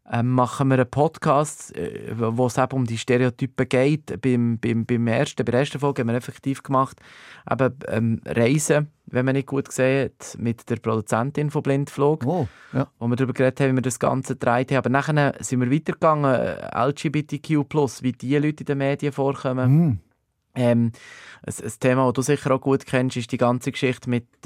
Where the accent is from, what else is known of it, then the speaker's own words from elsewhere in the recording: Switzerland; aber man hat dann zumal quasi nicht einfach hergehen als Schweizer und sagen, so, wir machen das mal